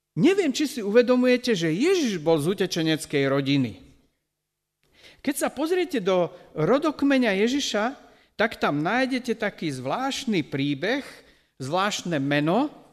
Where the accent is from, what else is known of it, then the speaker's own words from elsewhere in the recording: Slovakia; tej farmy, ktorú tam my sme zo Slovenska postavili